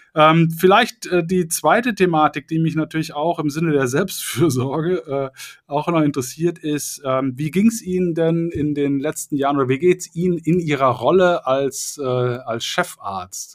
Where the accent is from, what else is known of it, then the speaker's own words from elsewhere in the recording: Cologne, North Rhine-Westphalia, Germany; ich komme ja aus Köln